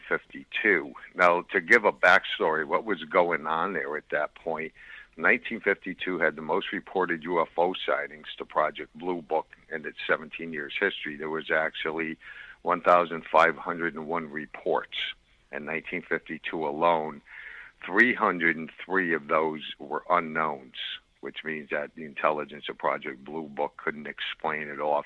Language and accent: English; Bridgeport, Connecticut, United States; moved away; also born or lived in Stratford, Connecticut; I was born in Bridgeport and lived in Stratford